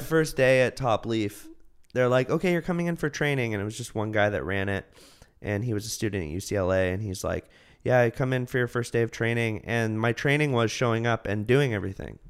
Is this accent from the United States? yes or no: yes; Martinez, California, United States; now in Los Angeles, United States; I'm from the Bay